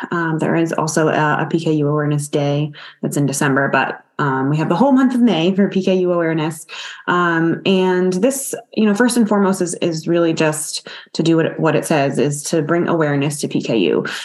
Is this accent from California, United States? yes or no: no; Boston, Massachusetts, United States; I was fortunate to grow up in the Boston area